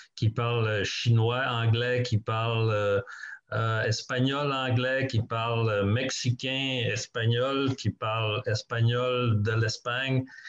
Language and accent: French; Quebec, Canada; moved away as an adult; now in Toronto, Canada; moi, j'ai grandi au Québec